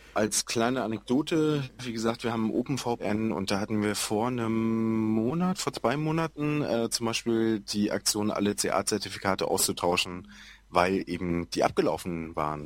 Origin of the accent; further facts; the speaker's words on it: Schwerin, Mecklenburg-Vorpommern, Germany; ich komme halt aus Schwerin, äh, da ist es ganz massiv, ähm, aus so einem hinterletzten Dorf